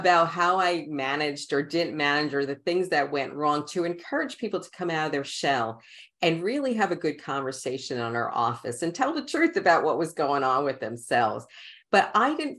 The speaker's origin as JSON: {"language": "English", "town": "New York City", "region": "New York", "country": "United States", "tie": "born or raised there", "also_born_or_lived": "Brooklyn", "accent": "Queens", "said": "I am born in Brooklyn and raised in Queens"}